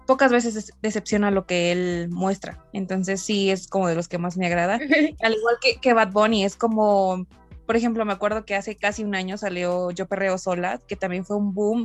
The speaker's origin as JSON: {"language": "Spanish", "country": "Mexico", "said": "en México, que siento que somos como los, los pioneros"}